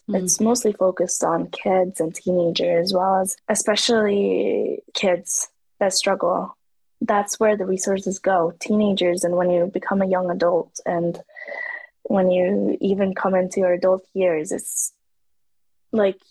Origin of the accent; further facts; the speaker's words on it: Norway; I'm half native Norwegian, so I have a whole different story on the side from Africa as well